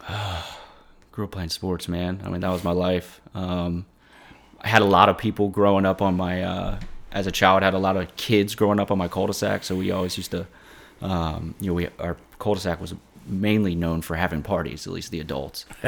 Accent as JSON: {"language": "English", "town": "Mechanicsville", "region": "Virginia", "country": "United States", "tie": "born or raised there", "also_born_or_lived": "Richmond, Virginia", "said": "Mechanicsville, Virginia. Born and raised, or born in Richmond at least, uh, and grew up in Mechanicsville."}